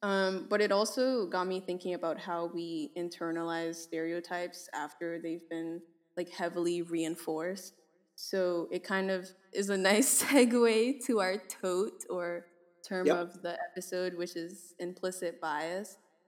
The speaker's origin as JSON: {"language": "English", "country": "Nigeria", "said": "I'm Nigerian."}